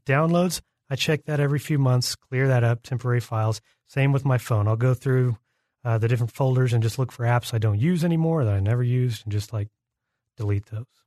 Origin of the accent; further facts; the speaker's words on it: Oklahoma City, Oklahoma, United States; my hometown, Oklahoma City